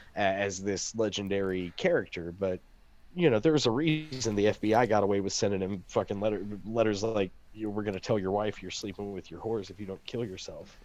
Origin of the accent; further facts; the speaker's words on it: the Ozarks, United States; I'm from the Ozarks.